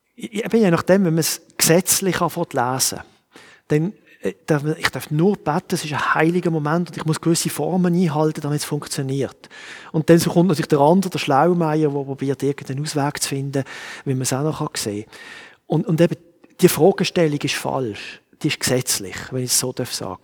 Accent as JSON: {"language": "German", "country": "Switzerland", "said": "Ich bin Schweizer und ich sehe die Welt mit Schweizer Augen"}